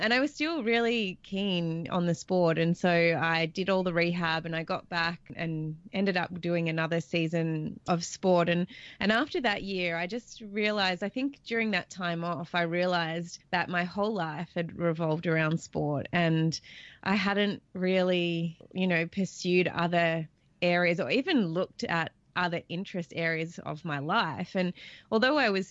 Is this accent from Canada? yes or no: no; Australia; growing up in Australia, I live here in a coastal town.